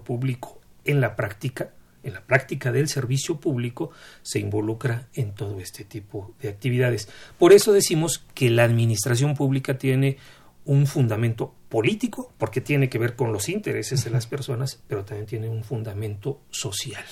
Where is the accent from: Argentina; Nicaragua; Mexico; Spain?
Mexico